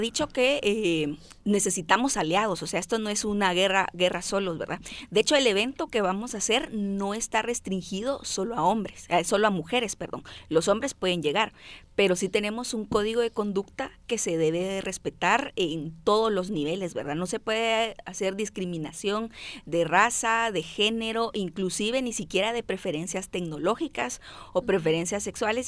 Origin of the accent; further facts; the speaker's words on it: Guatemala; accent: chapinismos; soy como que una chapina tradicional, ¿no? O sea, nuestras nuestro vocabulario, yo le digo nuestros adjetivos de acto impacto están aquí bien puestos, chapinismos y todo